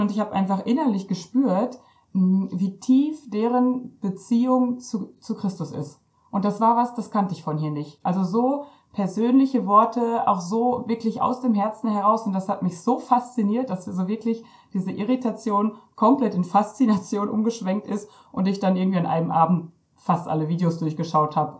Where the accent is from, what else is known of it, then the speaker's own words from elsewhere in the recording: Ostwestfalen-Lippe, North Rhine-Westphalia, Germany; ich komme aus Ostwestfalen-Lippe